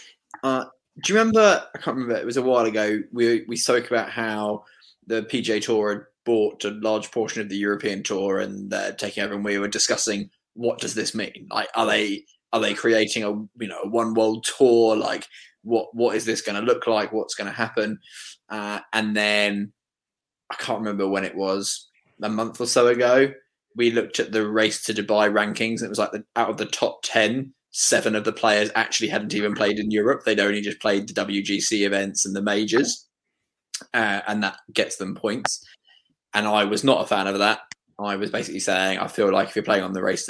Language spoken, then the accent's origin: English; United Kingdom; I'm from the South